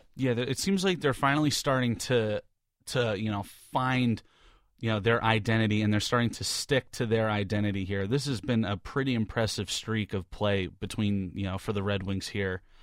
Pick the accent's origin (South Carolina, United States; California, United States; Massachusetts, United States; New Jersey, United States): New Jersey, United States; growing up in New Jersey